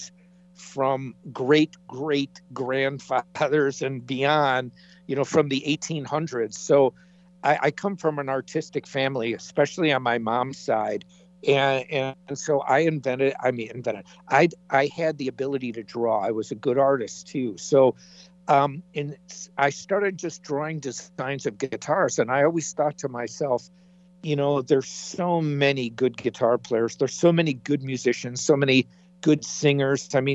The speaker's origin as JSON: {"language": "English", "town": "Chicago", "region": "Illinois", "country": "United States", "moved": "as an adult", "said": "I'm from the Chicago area."}